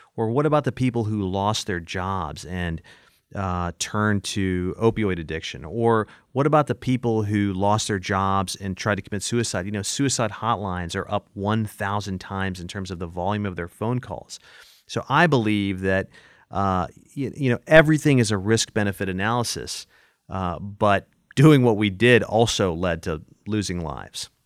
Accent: Manchester, Tennessee, United States; also born or lived in Nashville, Tennessee; Manchester, Tennessee, where I grew up in Coffee County

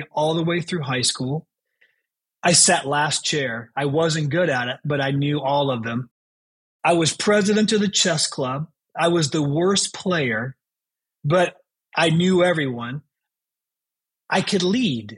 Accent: Chicago, Illinois, United States; also born or lived in Baton Rouge, Louisiana; We moved from Baton Rouge, Louisiana, when I was 9 years old, to Chicago

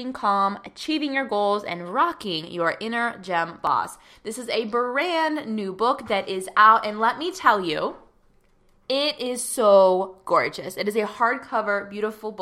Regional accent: Pittsburgh, Pennsylvania, United States; And I am born and raised and currently still live in Pittsburgh.

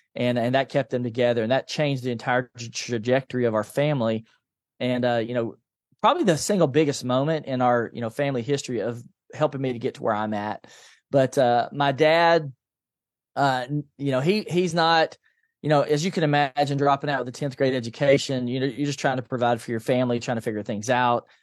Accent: Nashville, Tennessee, United States; I grew up in a low-income family in East Nashville

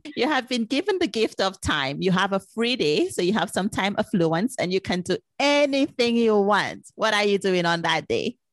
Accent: St. Lucia; I'm originally from Saint Lucia

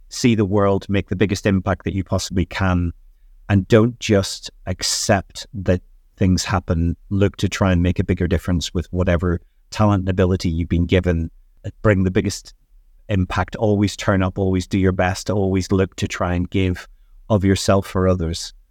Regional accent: Northern Ireland, United Kingdom; Yeah, so life at Northern Ireland for me was very different.

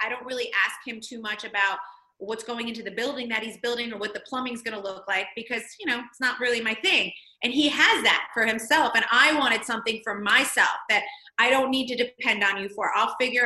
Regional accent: Toms River, New Jersey, United States; I'm from Toms River, New Jersey. I grew up on the beach

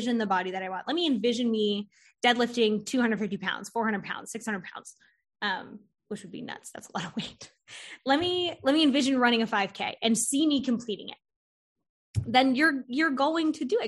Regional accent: Florida, United States; now in North Carolina, United States; I'm from Florida originally, and I wanted to move to North Carolina

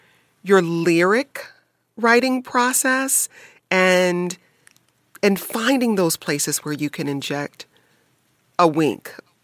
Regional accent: Detroit, Michigan, United States; when I was growing up in Detroit.

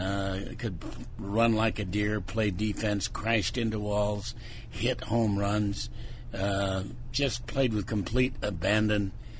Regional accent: southern Indiana, United States; born or raised there; moved away

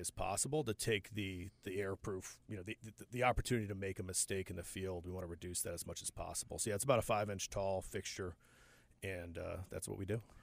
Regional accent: Upper Peninsula of Michigan, United States; moved away as an adult; also born or lived in Seattle / Ohio; now in Charlotte, United States; Upper Peninsula, both the wife and I f, from elementary school on through high school.

